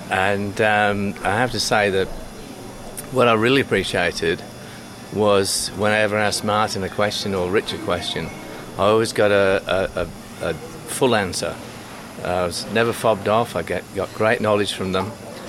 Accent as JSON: {"language": "English", "town": "Gold Coast", "region": "Queensland", "country": "Australia", "said": "from the Gold Coast in Australia."}